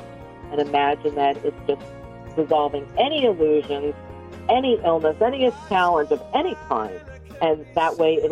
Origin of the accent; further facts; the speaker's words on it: New York City, New York, United States; I'm from Brooklyn